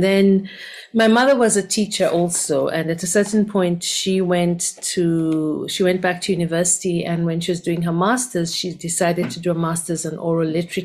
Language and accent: English; Kampala, Central Region, Uganda; now in Cape Town, South Africa; So my original home is Uganda. I was born in Kampala in Uganda